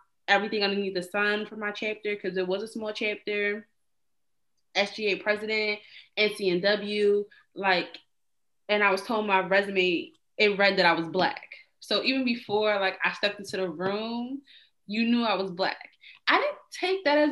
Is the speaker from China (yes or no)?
no; Trinidad & Tobago; moved away; also born or lived in East Orange, New Jersey; I'm Trinidadian